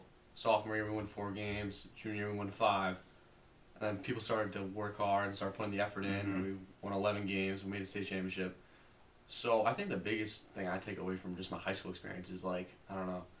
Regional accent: Plymouth, Massachusetts, United States; I'm from Plymouth, Massachusetts.

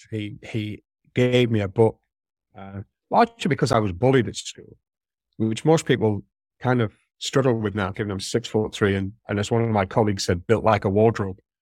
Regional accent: St Helens, North West England, United Kingdom; accent: Merseyside; moved away; I grew up in Saint Helens, uh, which is in Merseyside, it was Lancashire when I was born

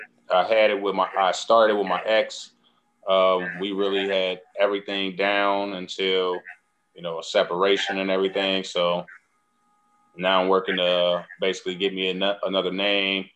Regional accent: Chicago, Illinois, United States; also born or lived in Carol Stream, Illinois; I grew up in Chicago initially, then on the south side. And then mom's moved me and my brother to Carroll Stream for like 6 years

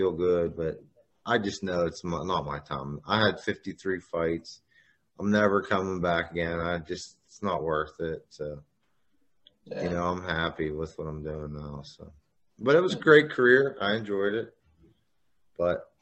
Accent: Butler, United States; here in my hometown

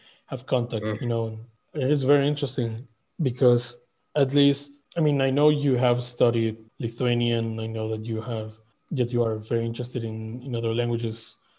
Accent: Mexico; first language Spanish; English is a second language

